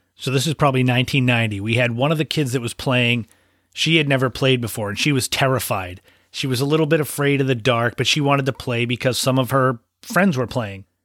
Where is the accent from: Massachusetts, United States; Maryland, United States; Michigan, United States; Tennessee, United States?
Massachusetts, United States; Cape Cod; where I grew up on Cape Cod in Massachusetts in New England